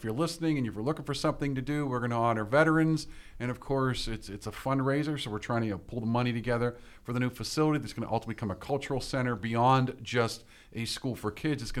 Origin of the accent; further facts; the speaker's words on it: Pittsburgh, Pennsylvania, United States; That's my hometown. That's where I grew up at.